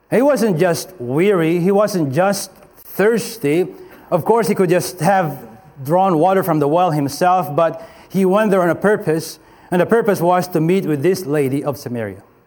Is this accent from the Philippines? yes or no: yes; Philippines; moved away; also born or lived in Paraguay; I'd say Philippines